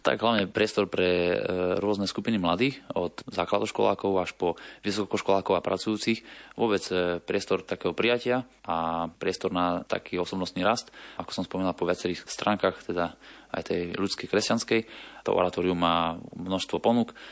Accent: Košice, Košice Region, Slovakia; now in Bratislava, Slovakia; ja som pôvodom z Košic

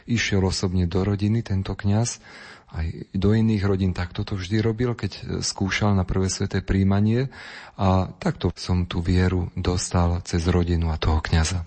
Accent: Myjava, Trenčín Region, Slovakia; vo farnosti, kde som vyrastal. Pochádzam z farnosti Mijava

